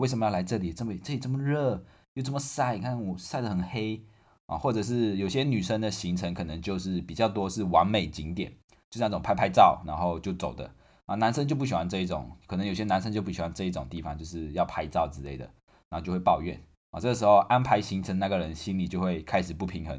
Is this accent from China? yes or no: no; Taiwan; 因为身为台湾人要做的事情嘛，就是环岛